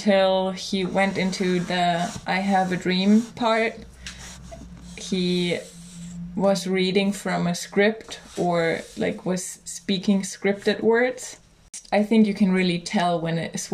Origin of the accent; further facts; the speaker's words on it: Germany; I'm from Germany